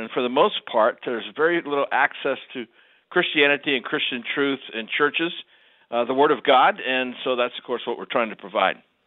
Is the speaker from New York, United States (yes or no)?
no; Ohio, United States; I grew up in Ohio